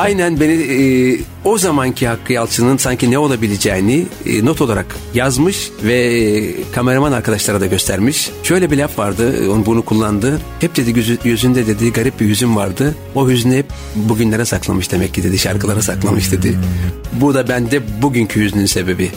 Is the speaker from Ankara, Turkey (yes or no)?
no; Istanbul, Turkey; also born or lived in Erzincan; Ben 7 aylıkken İstanbul'a gelmişim.